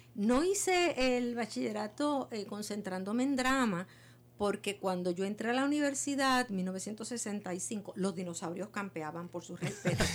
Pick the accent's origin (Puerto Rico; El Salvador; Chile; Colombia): Puerto Rico; nosotros los puertorriqueños